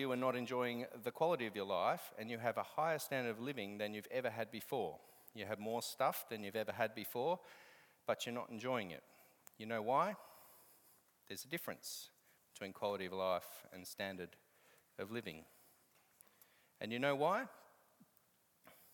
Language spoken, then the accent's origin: English; Australia; But I'm Australian